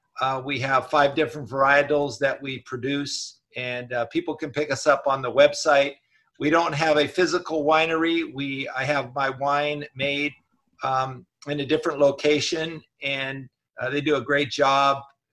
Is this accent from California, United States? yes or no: yes; Los Angeles, California, United States; also born or lived in Torrance, California; I grew up in Southern California in Wilmington area and went to Banning High School.